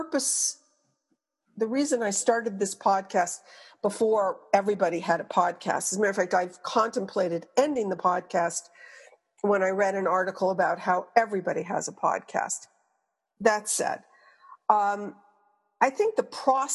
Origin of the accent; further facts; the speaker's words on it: Quebec, Canada; moved away; I'm from Quebec originally